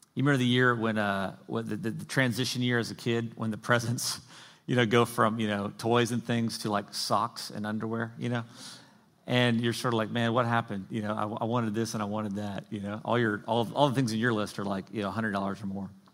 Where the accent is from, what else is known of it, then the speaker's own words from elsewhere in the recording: the South, United States; I grew up in the South